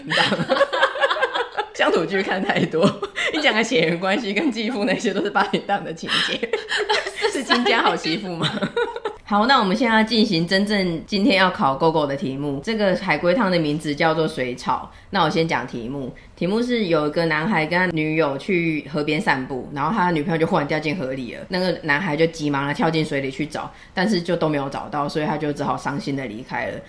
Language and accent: Chinese; Taiwan; 所以我们台湾这边